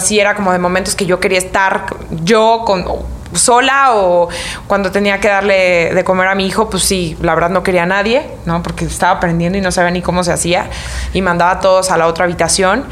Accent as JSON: {"language": "Spanish", "region": "Michoacán", "country": "Mexico", "said": "como soy de Michoacán"}